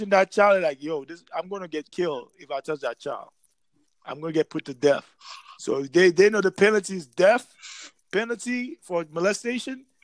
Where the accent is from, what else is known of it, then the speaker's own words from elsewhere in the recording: New York City, New York, United States; Because you know, hey, I grew up in New York City, man. I know about music very well.